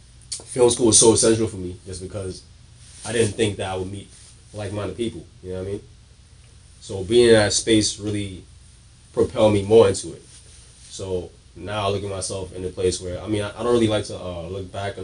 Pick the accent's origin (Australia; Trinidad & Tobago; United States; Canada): Trinidad & Tobago; I mean, I have a Trinidadian. I'm Trinidadian. My dad is Bajan. My mom is Trini. So I grew up on my Trini side with my mom.